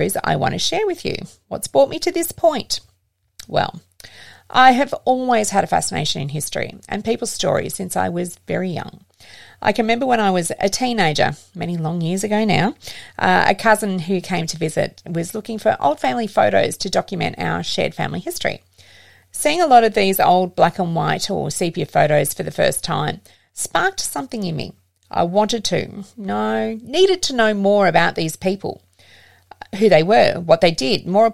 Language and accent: English; Geelong, Victoria, Australia; I grew up in the Geelong area